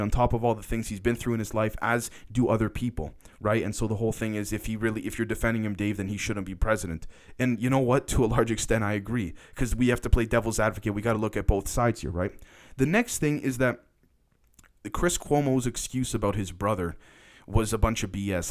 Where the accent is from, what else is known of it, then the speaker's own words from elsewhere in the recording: Canada; I'm a Canadian. I'm not an American.